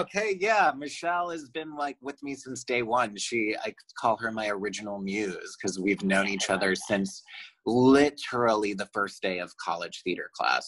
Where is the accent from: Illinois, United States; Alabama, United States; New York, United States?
Illinois, United States; Chicago; moved away as an adult; also born or lived in Michigan; now in Los Angeles, United States; I'm from Chicago